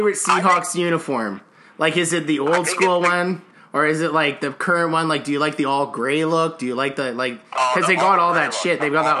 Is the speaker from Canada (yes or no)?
yes; Canada; I came from Canada, I swear.